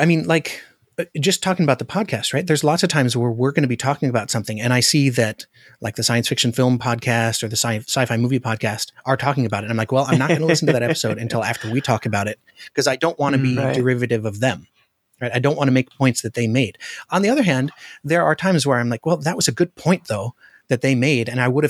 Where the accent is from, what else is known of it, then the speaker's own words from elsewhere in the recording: Alaska, United States; I'm from Alaska.